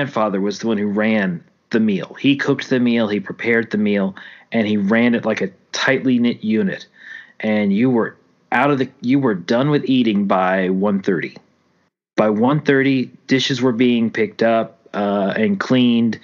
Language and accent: English; Louisiana, United States; also born or lived in Oklahoma City; now in Texas, United States; until I moved away from Louisiana